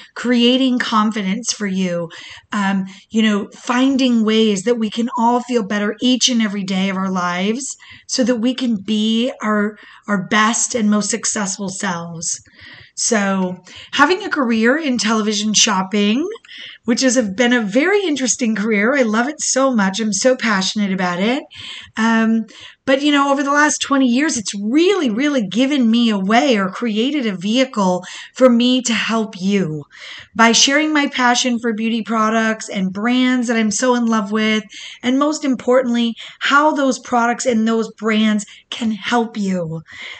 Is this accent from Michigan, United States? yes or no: yes; Michigan, United States; now in Florida, United States; I was born in Michigan, to the most beautiful and resilient single mother